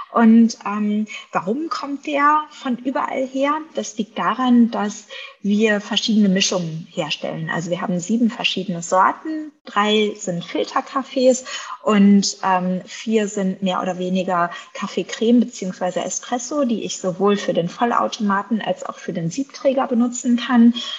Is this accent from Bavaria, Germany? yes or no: yes; Bavaria, Germany; also born or lived in England; hier bei uns in Bayern